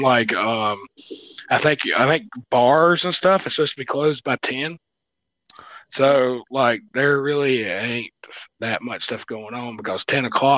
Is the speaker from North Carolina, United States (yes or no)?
yes; North Carolina, United States; we come from North Carolina.